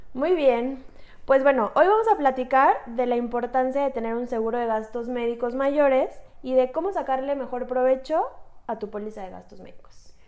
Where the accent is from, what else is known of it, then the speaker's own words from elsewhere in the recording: Mexico; Somos mujeres mexicanas